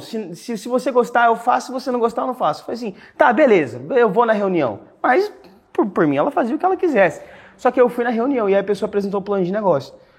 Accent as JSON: {"language": "Portuguese", "town": "Cuiabá", "region": "Mato Grosso", "country": "Brazil", "tie": "born or raised there", "moved": "yes", "said": "eu nasci na cidade de Cuiabá, cara, Mato Grosso"}